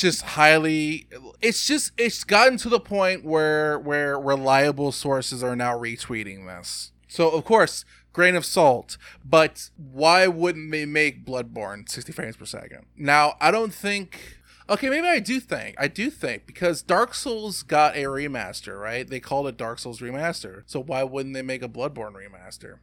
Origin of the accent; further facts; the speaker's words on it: United States; Growing up in America